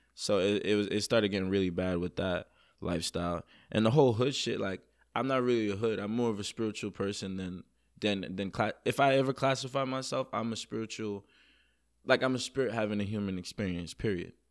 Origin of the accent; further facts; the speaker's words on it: New York City, New York, United States; also born or lived in Jamaica; I'm from Queens, New York, originally born in Jamaica, the island. Um, moved to Queens, New York